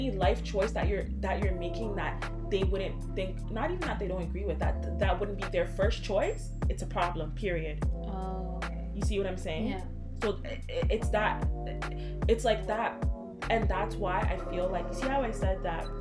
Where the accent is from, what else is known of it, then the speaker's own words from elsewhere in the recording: Ghana; now in Canada; I can say like yeah I'm from Ghana.